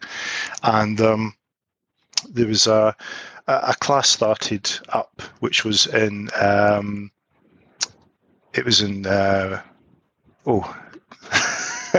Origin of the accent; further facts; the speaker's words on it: East Kilbride, Scotland, United Kingdom; my hometown, East Kilbride